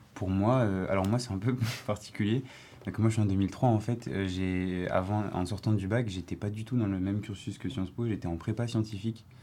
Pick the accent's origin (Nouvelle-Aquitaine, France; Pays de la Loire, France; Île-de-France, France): Île-de-France, France; Paris; je viens de Paris, du 15e